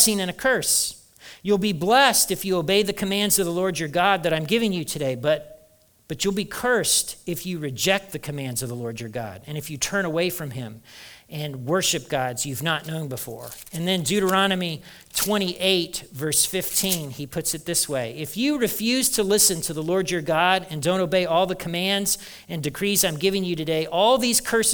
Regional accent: Kentucky, United States; We're all from Kentucky

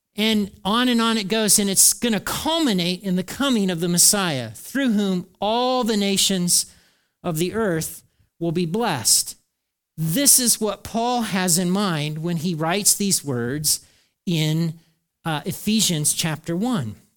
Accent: United States; we're Americans

